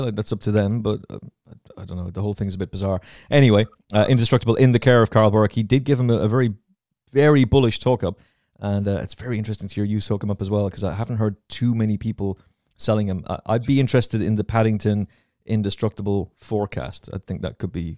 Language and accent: English; Ireland; as an Irish person